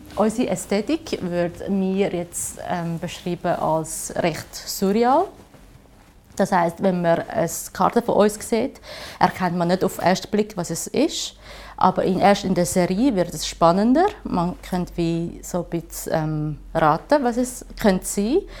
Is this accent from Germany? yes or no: no; Shanghai, China; also born or lived in Zurich; now in Switzerland; ich komme ursprünglich aus China, Shanghai und seit äh, 18 Jahren lebe ich da in der Schweiz